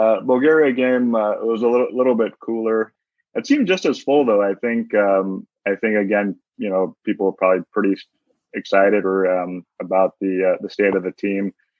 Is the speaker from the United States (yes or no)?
yes; United States; even though I'm American